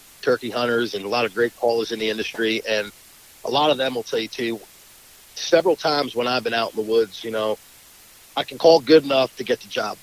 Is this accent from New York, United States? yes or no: yes; Long Island, New York, United States; I was born and raised in Long Island, New York